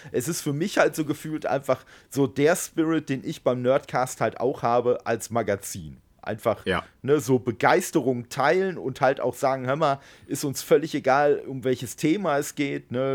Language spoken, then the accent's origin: German; Dortmund, North Rhine-Westphalia, Germany; moved away; meiner alten Heimat da, aus Dortmund